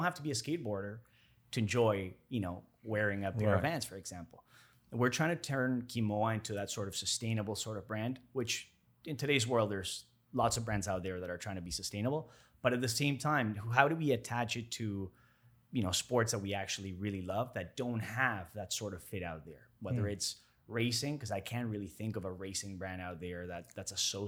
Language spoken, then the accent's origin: English; Toronto, Ontario, Canada; now in Miami, United States; growing up in Toronto, spending 20 years over there, I was raised for a big chunk of my life over there.